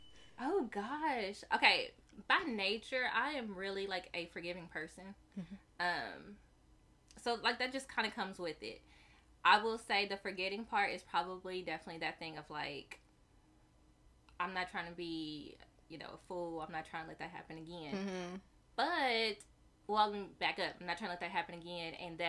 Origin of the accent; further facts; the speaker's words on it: Arkansas, United States; also born or lived in California; I was born in California, but I was raised in Arkansas pretty much my whole entire life.